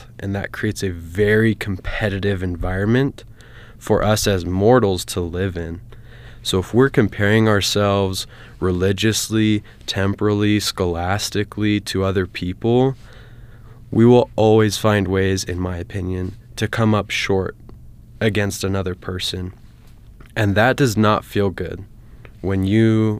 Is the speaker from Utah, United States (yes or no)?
yes; American Fork, Utah, United States; I'm from American Fork, Utah, and I went to Lone Peak High School.